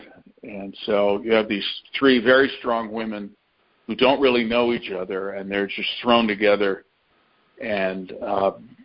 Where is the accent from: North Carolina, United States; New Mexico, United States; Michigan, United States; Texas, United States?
Michigan, United States; Detroit; I grew up in a suburb of Detroit and went to school in the city of Detroit